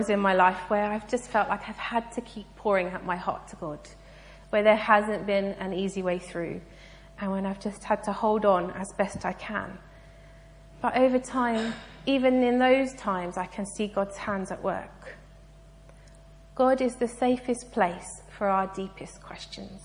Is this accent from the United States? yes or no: no; United Kingdom; I'm British and polite